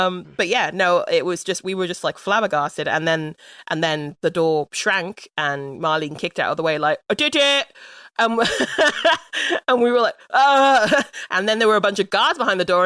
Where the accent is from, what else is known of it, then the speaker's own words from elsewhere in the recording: London, United Kingdom; I'm from London. This is not a London accent.